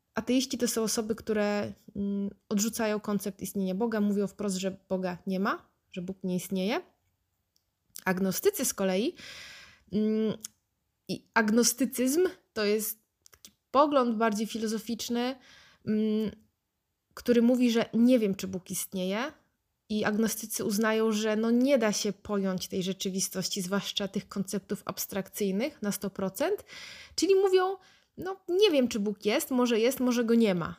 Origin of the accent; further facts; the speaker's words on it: Wrocław, Lower Silesian Voivodeship, Poland; jestem z Wrocławia, mm, miałam chrzest